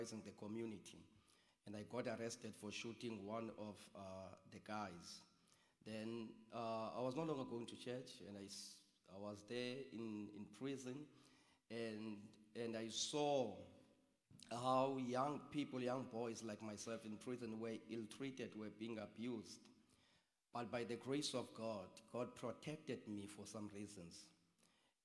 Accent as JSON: {"language": "English", "town": "East London", "region": "Eastern Cape", "country": "South Africa", "also_born_or_lived": "Mdantsane / KwaZakhele", "said": "I am from East London, in the rural part of East London. But I've lived part of my life in a township called East Mdanzane."}